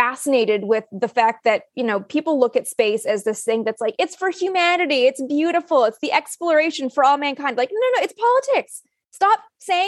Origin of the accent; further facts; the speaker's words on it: Canada; I'm from Canada